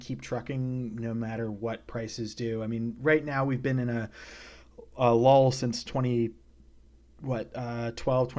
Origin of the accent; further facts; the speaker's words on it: British Columbia, Canada; moved away; also born or lived in New York City / North Carolina; I grew up in British Columbia, and I've lived in New York City and North Carolina